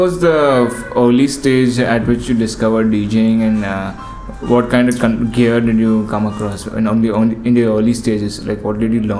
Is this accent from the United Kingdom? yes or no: no; Mumbai, Maharashtra, India; also born or lived in Pune / Mangalore; I was born and brought up in Mumbai and there only I got my early roots and then I moved to Pune for audio engineering in CMEDU.